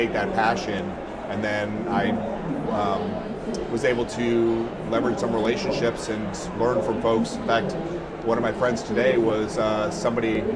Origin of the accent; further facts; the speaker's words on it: Massachusetts, United States; moved away as an adult; also born or lived in Colorado Springs / Texas / Maryland; I grew up in Massachusetts.